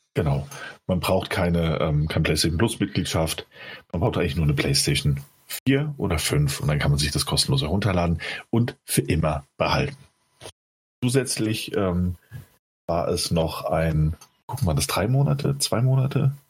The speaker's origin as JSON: {"language": "German", "region": "Rhineland-Palatinate", "country": "Germany", "said": "bei uns in der Pfalz"}